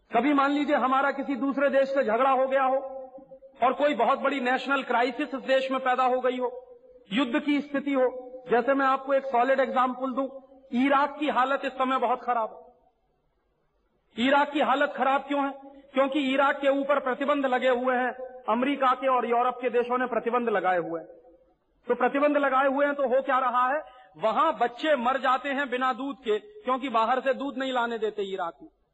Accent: Allahabad, Uttar Pradesh, India; मेरे शहर में

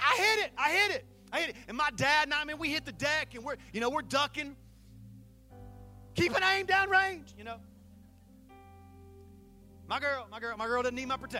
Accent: Saluda, South Carolina, United States; my hometown of Saluda, South Carolina

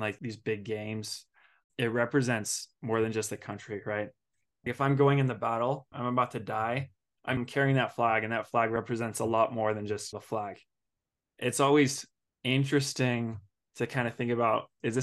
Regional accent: United States; also born or lived in Bari, Italy; I'm American

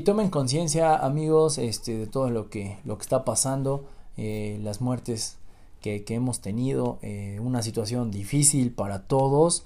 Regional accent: Mexico; also born or lived in Tulancingo, Hidalgo; como mexicanos

